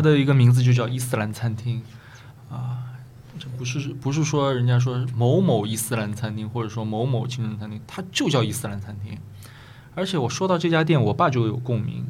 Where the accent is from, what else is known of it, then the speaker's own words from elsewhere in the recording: Shanghai, China; 我从小生活在宝山的吴淞口